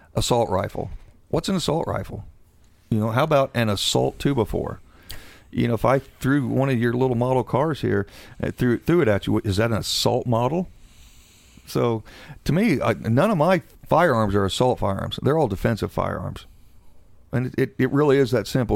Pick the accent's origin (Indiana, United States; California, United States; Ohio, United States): Indiana, United States; Seymour; born and raised in Seymour, Indiana